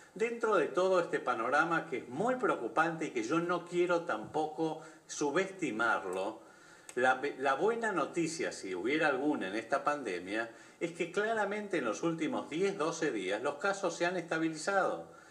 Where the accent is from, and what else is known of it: Argentina